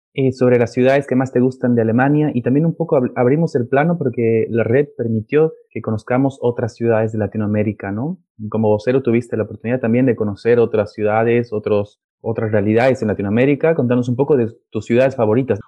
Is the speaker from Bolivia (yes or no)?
yes; Bolivia; soy de Bolivia